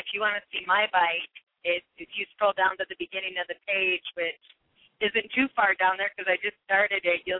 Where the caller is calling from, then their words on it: North Dakota, United States; The middle of nowhere, North Dakota.